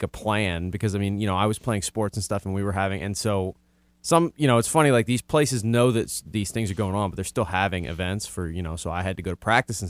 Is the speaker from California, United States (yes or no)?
no; New Orleans, Louisiana, United States; I'm from the West Bank.